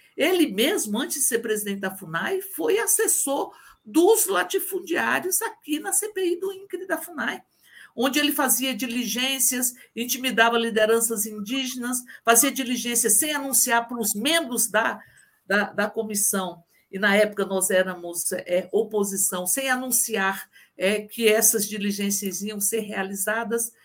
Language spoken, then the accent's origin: Portuguese; Brasília, Federal District, Brazil; Eu, que sou de Brasília